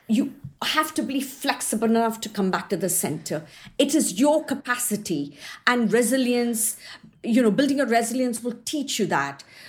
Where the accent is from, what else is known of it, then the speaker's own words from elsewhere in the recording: India; also born or lived in New Zealand; now in Surrey, United Kingdom; I was born and brought up in India